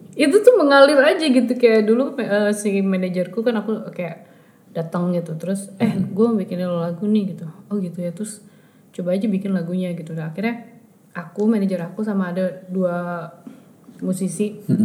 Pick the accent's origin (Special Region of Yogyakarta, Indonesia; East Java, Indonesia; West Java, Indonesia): West Java, Indonesia; Bandung; kita anak Bandung